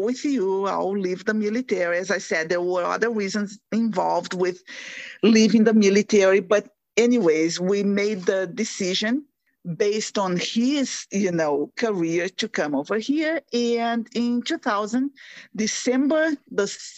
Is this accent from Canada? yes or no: no; Brazil; first language Portuguese; English is a second language; moved away as an adult; now in United States; I am from Brazil, so my native language is Portuguese